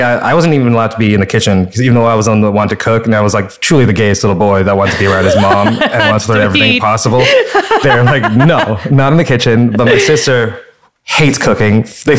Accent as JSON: {"language": "English", "town": "Fresno", "region": "California", "country": "United States", "tie": "born or raised there", "said": "And I also grew up in Fresno, California, which is al"}